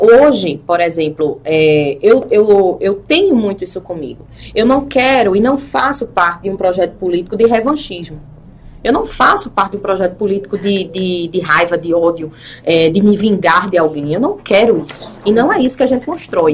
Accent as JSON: {"language": "Portuguese", "town": "Itambé", "region": "Pernambuco", "country": "Brazil", "tie": "born or raised there", "also_born_or_lived": "Recife"}